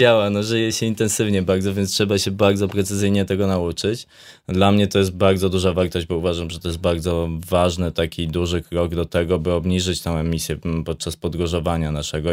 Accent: Łętownia, Lesser Poland, Poland; now in Zakopane, Poland; I ja wychowywałem się w Łętowni, e, właśnie w miejscowości, która, która no jest jakieś 50 kilometrów stąd

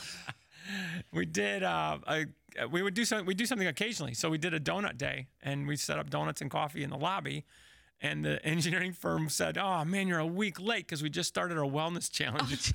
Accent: Chicago, Illinois, United States; now in Indianapolis, United States; I was from Chicago

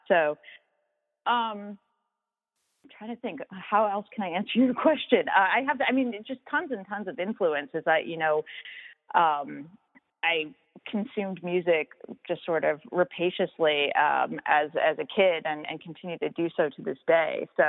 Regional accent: Long Island, New York, United States; moved away; where I grew up on Long Island was this incredibly small town.

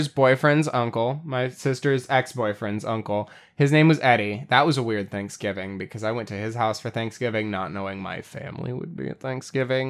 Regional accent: Texas, United States; where I lived growing up in Texas. This was in my hometown

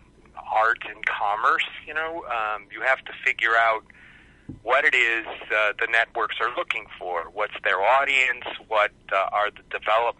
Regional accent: Cleveland, Ohio, United States; moved away as an adult; also born or lived in Southern California; I'm originally from Cleveland, Ohio, which I'm very proud

